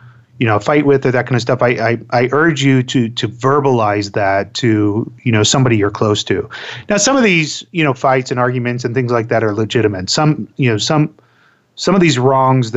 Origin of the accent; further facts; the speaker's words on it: Florida, United States; I grew up in Florida